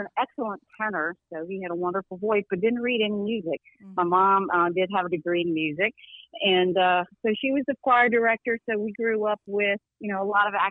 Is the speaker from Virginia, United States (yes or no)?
yes; Newport News, Virginia, United States; grew up a little bit like you and your dad, and just in the southern area down on the eastern coast of Southeast Virginia and Tidewater area, Newport News, Denby